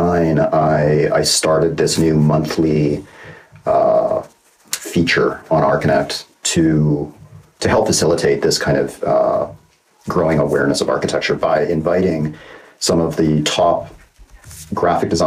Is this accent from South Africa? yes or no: no; Calgary, Alberta, Canada; now in Los Angeles, United States; I was born in Calgary, Alberta. I'm still a Canadian citizen, even though I've been living in Los Angeles for longer than I've ever lived in Canada